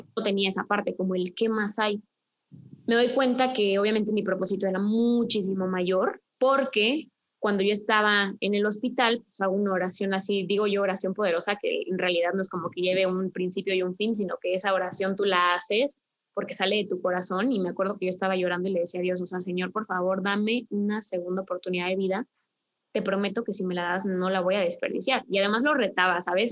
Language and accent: Spanish; Querétaro, Mexico; yo soy de Querétaro